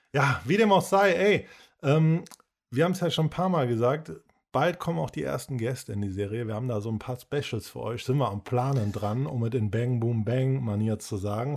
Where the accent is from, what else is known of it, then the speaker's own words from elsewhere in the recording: Cologne, North Rhine-Westphalia, Germany; wir als Kölner, wir kennen das so, diese Kneipenkultur, dieses Verrauchte, die Straßen, so, du bist mehr oder weniger damit aufgewachsen